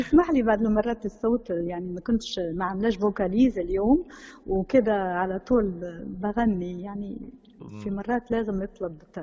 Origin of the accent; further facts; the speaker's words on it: Morocco; born or raised there